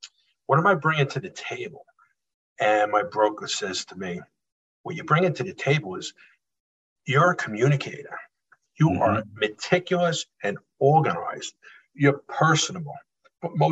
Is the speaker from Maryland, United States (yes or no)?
no; Holbrook, New York, United States; born and raised in Holbrook, Suffolk County.